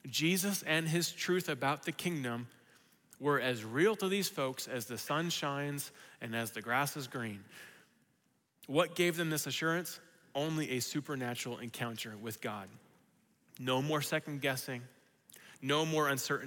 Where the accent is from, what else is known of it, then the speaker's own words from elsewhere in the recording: West Virginia, United States; growing up in West Virginia